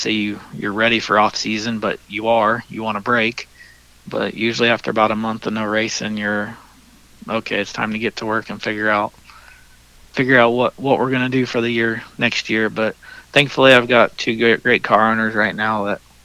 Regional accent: Indiana, United States; it's my home state

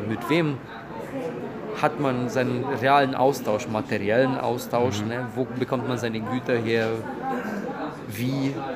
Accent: Romania; moved away; also born or lived in Germany / Brazil; ich bin Rumäne

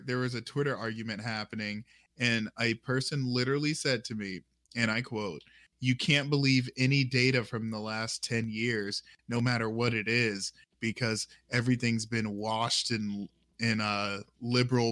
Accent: United States; I was born in America

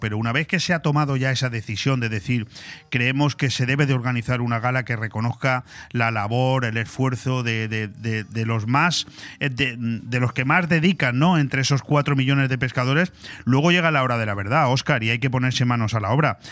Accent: Benidorm, Valencian Community, Spain; nosotros somos de Benidorm, yo he sido concejal también aquí en el ayuntamiento de Benidorm

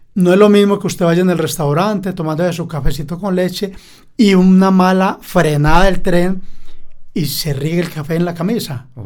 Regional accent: Caracolí, Antioquia, Colombia; Yo nací en Caracolí y el amor por los trenes nace desde niño porque salía a vender a los trenes

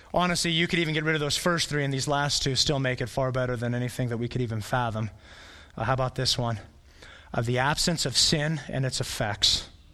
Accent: Flagstaff, Arizona, United States; moved away as an adult; I was born in Flagstaff

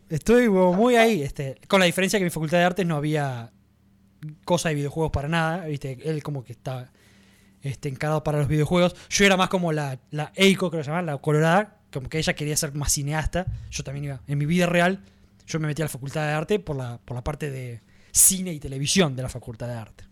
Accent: Argentina; a nosotros directamente, a los argentinos

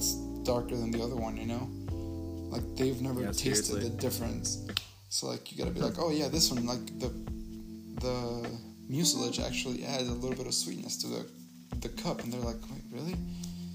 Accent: Honduras; moved away; I'm from Honduras

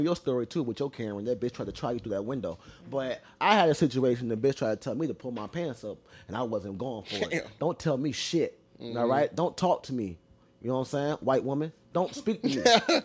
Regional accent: United States; I'm American

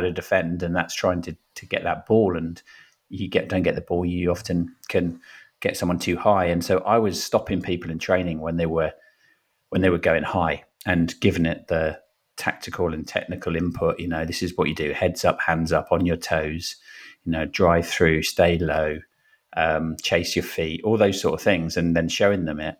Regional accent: Brentford, London, United Kingdom; also born or lived in Wimbledon / Fiji; now in Richmond, United Kingdom; grew up in Brentford

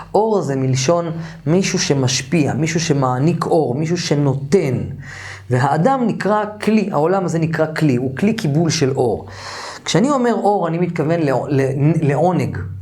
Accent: Jerusalem, Jerusalem District, Israel; גדלתי במאה שערים

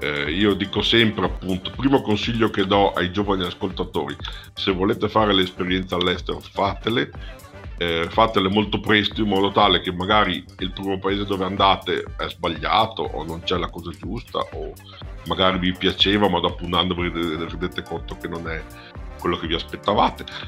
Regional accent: Padua, Veneto, Italy; also born or lived in Bologna; sono padovano

